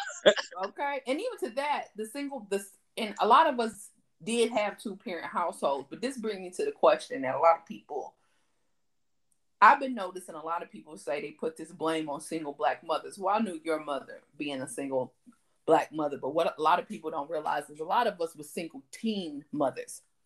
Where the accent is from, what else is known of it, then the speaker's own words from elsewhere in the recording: Elkhart, Indiana, United States; We grew up in Elkhart.